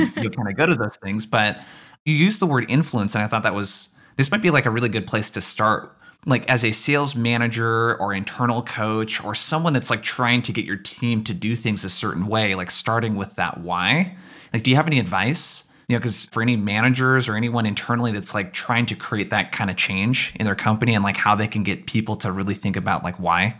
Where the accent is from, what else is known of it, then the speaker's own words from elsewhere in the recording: Oregon, United States; I grew up in Oregon.